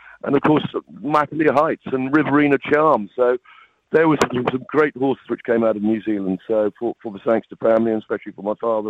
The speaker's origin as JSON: {"language": "English", "region": "England", "country": "United Kingdom", "tie": "born or raised there", "said": "growing up in England at a boarding school"}